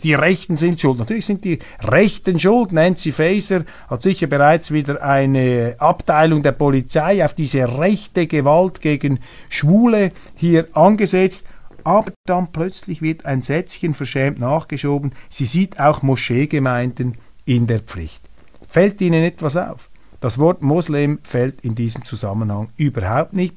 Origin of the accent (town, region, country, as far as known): Switzerland; accent: Swiss German-tinged Standard German